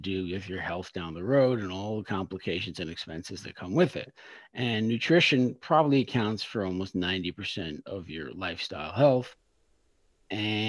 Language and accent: English; New York City, New York, United States; moved away as an adult; now in Philadelphia, United States; I'm from Brooklyn, New York. So I'm a New Yorker, but currently in Philadelphia